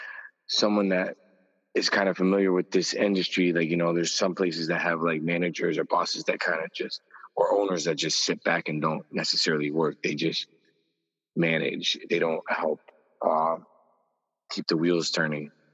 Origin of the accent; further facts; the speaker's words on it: Springfield, Massachusetts, United States; I grew up in Springfield